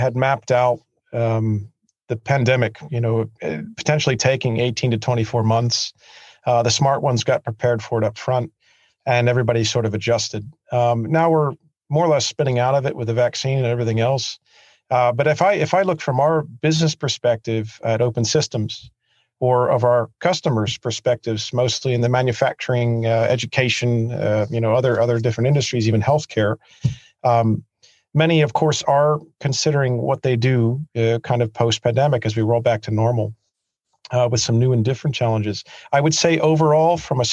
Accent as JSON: {"language": "English", "region": "Pennsylvania", "country": "United States", "also_born_or_lived": "New York / Sweden", "moved": "yes", "lives_now": "Switzerland", "said": "I'm actually from Pennsylvania"}